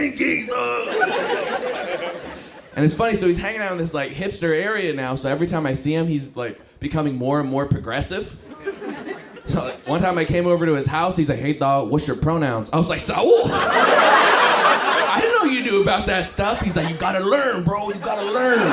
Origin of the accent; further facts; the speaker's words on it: Los Angeles, California, United States; From Los Angeles, I'm from West